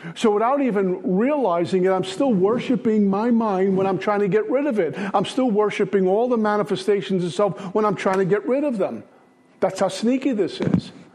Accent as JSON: {"language": "English", "town": "New York City", "region": "New York", "country": "United States", "said": "I'm from Brooklyn."}